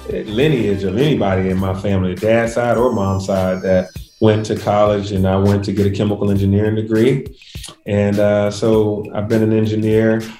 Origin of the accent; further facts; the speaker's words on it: Atlanta, Georgia, United States; growing up in Atlanta